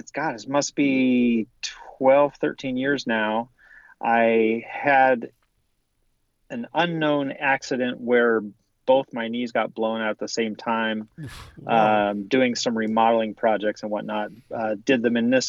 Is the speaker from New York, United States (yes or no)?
no; Southern California, United States; also born or lived in Orange County, California / Riverside County, California / Santa Barbara, California; I was born and raised in Southern California, started out in Orange County as a youngster went eventually to Riverside County.